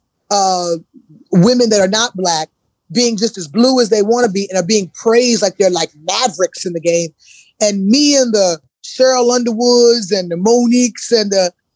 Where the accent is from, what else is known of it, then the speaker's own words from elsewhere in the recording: the South, United States; growing up in the South, you know, I grew up real traditional Black Southern